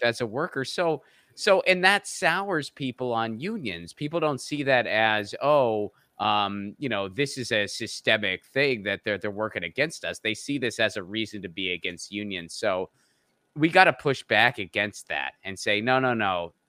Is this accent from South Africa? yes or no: no; Western Pennsylvania, United States; I'm from the Rust Belt. I grew up in Western Pennsylvania